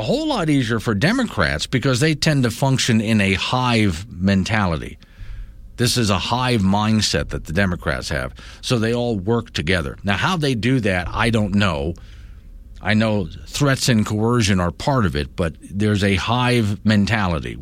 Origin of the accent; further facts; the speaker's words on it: Florida, United States; moved away; growing up in Florida, citrus. There's orange groves around me